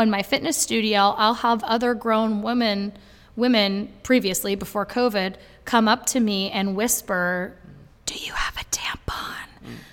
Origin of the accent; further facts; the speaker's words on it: Brattleboro, Vermont, United States; I'm from Brattleboro, Vermont